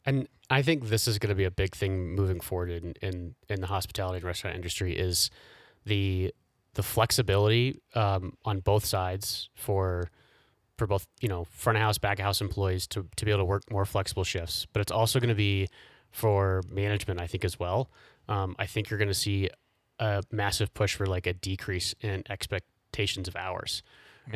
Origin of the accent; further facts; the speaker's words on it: Indianapolis, Indiana, United States; moved away as an adult; now in Colorado, United States; I grew up in Indianapolis